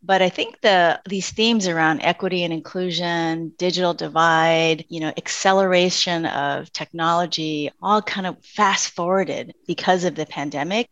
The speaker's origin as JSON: {"language": "English", "town": "San Francisco", "region": "California", "country": "United States", "tie": "born or raised there", "said": "I am Chinese American and grew up in an immigrant family in the Bay Area of around San Francisco"}